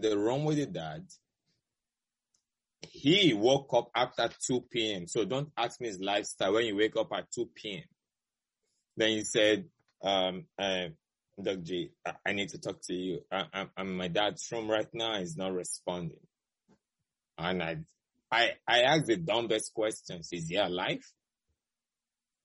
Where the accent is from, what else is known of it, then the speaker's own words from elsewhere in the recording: Nigeria; moved away as an adult; now in United States; my home country, Nigeria, which I'm very proud of where I went to medical school